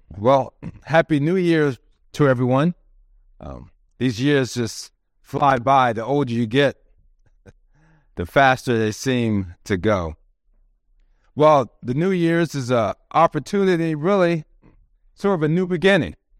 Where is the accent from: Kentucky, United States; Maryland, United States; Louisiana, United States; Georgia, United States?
Maryland, United States; moved away as an adult; also born or lived in Twentynine Palms, California; now in San Diego, United States; We're from the East Coast in Maryland